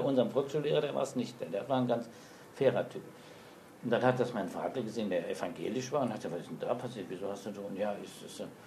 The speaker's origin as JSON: {"language": "German", "region": "Saarland", "country": "Germany", "tie": "born or raised there", "also_born_or_lived": "Frankfurt / Mainz / Berlin", "moved": "as an adult", "said": "Also ich bin im Saarland geboren und bin auch heute noch bekennender Saarländer"}